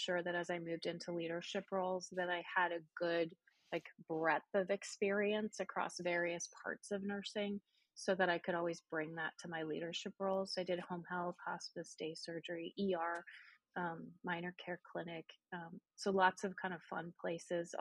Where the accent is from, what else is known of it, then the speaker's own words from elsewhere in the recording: Calgary, Alberta, Canada; moved away as an adult; also born or lived in Texarkana, Texas; now in Plano, United States; That's where my hometown is, Calgary, Alberta